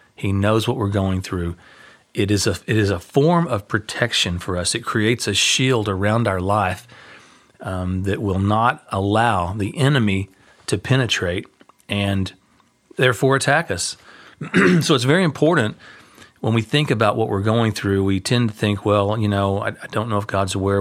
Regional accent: United States; we're American

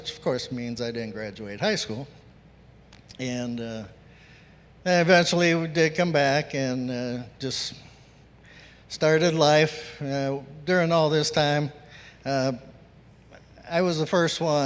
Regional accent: San Antonio, Texas, United States; moved away; also born or lived in Lordstown, Ohio area; I was born in San Antonio, and Hispanic families are very close and tight-knit. And I grew up in that culture

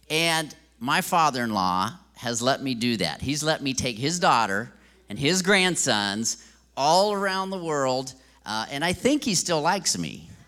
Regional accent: Brazil; And so, of course, I grew up in Brazil and learned the Portuguese language there.

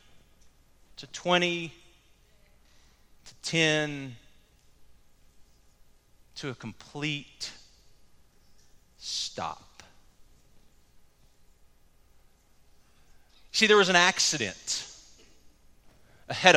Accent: the Metroplex, Texas, United States; now in Cleburne, United States; growing up in the Metroplex, I knew my way around the Metroplex pretty well

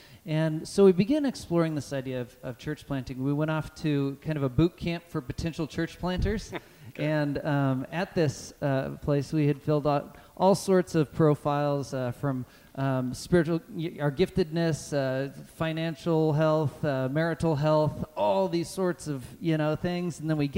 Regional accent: Kennewick, Washington, United States; So I grew up here in the Tri-Cities, graduated Kennewick High in 98.

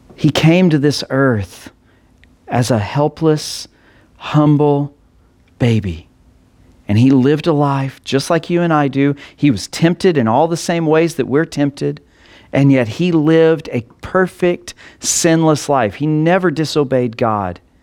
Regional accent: Texas Panhandle, United States; I grew up in the Texas Panhandle

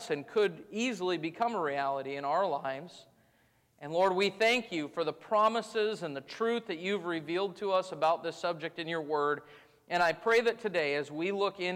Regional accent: United States; As American Christians, we have been very blessed to live our entire lives in religious freedom

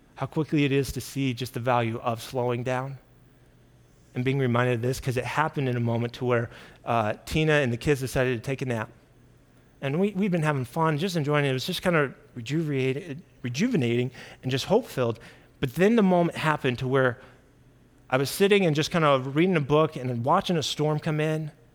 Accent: Kansas City, United States; I grew up in Kansas City.

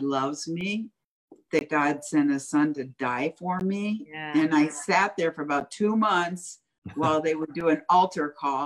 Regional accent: Fort Lauderdale, Florida, United States; I was raised in Fort Lauderdale

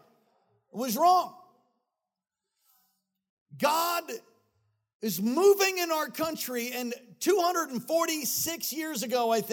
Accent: United States; I was born here

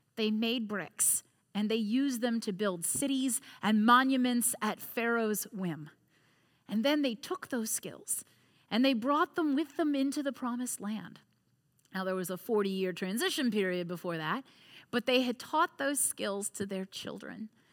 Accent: United States; also born or lived in Crozet, Virginia; as an American, as a neighbor here in Crozet

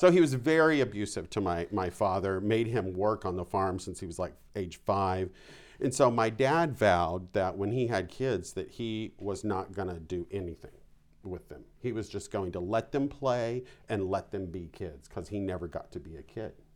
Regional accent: Vandalia, Illinois, United States; I grew up in southern Illinois. It was about seventy miles from Saint Louis, um, in a little town called Vandalia

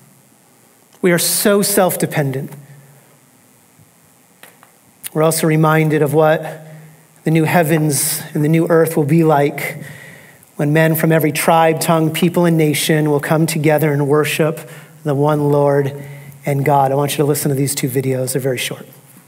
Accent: United States; we are reminded of how individualized we are as American Christians.

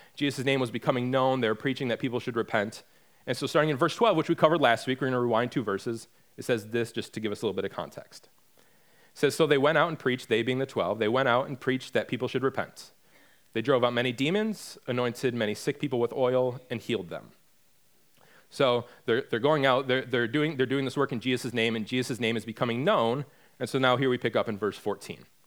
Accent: Michigan, United States; moved away as an adult; now in North Carolina, United States; we're from Michigan, and back in twenty sixteen, we made the decision that we were gonna move from Michigan down here to North Carolina

